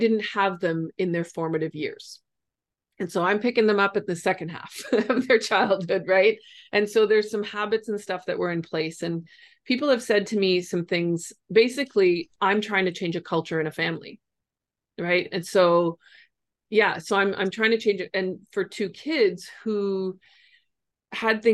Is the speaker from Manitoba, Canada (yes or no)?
no; Ontario, Canada; I'm from Ontario and Canada